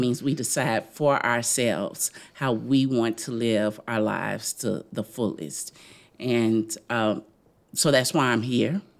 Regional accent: Louisville, Kentucky, United States; also born or lived in Florida; I grew up in the West End

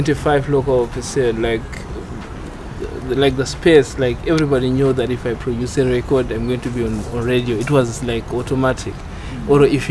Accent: Zimbabwe; I grew up in the Urban Grooves era.

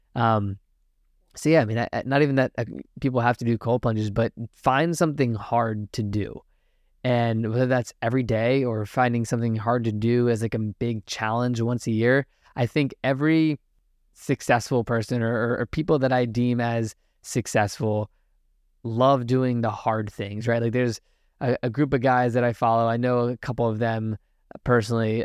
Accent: Richmond, Virginia, United States; my hometown in Richmond, Virginia

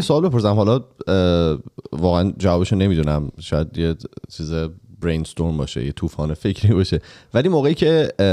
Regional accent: Iran; now in Canada; تو به عنوان یک ایرانی

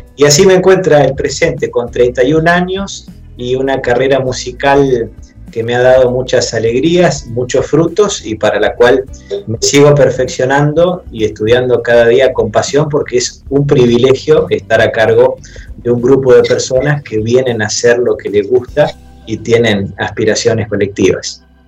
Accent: Santa Fe, Argentina; eso me llevó a los 11 años a entrar a la carrera de piano a un conservatorio de Santa Fe

